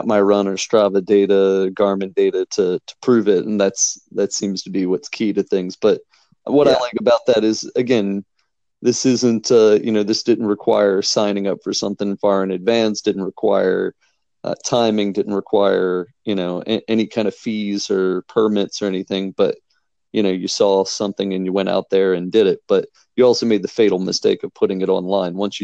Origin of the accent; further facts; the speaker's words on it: Princess Anne, Maryland, United States; moved away as an adult; now in Baltimore, United States; when I was growing up on the Eastern Shore? Because I lived there until I moved to Baltimore